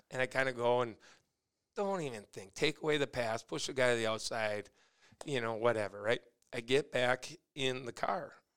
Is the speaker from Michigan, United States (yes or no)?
no; Sartell, Minnesota, United States; also born or lived in Gilman, Minnesota; we moved off a little hobby farm in Gilman when I was eight months old. So for me, it was always Sartell